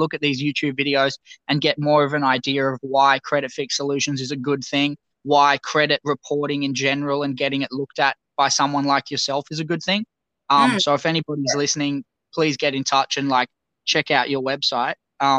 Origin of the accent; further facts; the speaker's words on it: Australia; accent: Australian; I didn't realize how strong my Australian accent was.